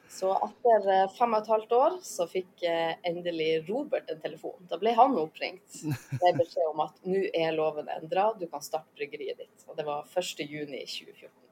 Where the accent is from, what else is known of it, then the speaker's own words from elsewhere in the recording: Lofoten, Nordland, Norway; moved away as an adult; now in Svalbard, Norway; jeg kommer jo fra Lofoten.